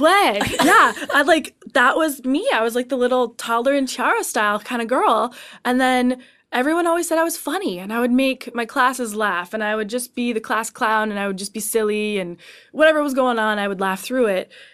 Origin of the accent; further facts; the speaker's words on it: Canada; I'm Canadian